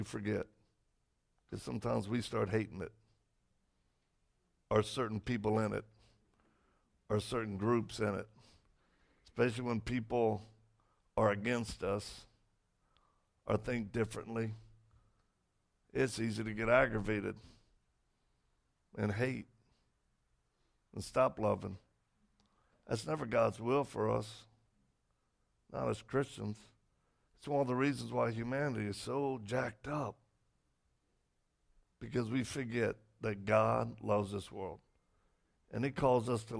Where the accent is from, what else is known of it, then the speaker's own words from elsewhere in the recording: Cajun, Louisiana, United States; I'm Cajun